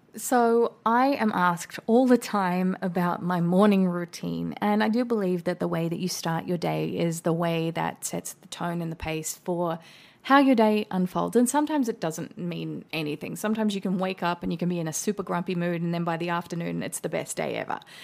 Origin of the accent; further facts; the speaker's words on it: Australia; now in United States; an Australian living in America